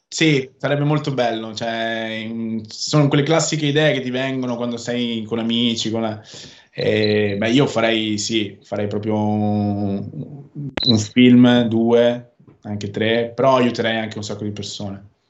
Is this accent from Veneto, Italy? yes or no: yes; Veneto, Italy; accent: northern; dove viviamo in Veneto e io sono veneto. Parlo con questo accento del nord